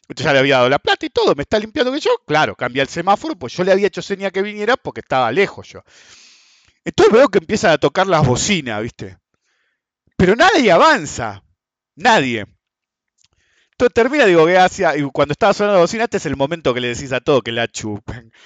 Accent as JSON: {"language": "Spanish", "country": "Argentina", "said": "somos Argentina"}